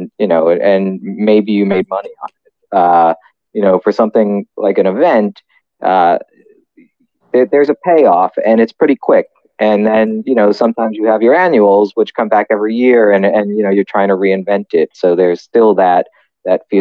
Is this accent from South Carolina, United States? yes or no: no; New York City, New York, United States; I grew up in Staten Island